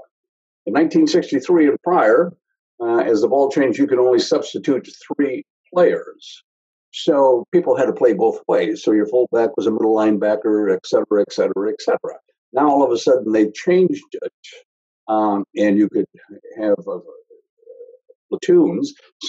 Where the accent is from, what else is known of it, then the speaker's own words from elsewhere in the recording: Wisconsin, United States; So University of Wisconsin was one because of my home state, Notre Dame, and Boston College were the three that I had picked.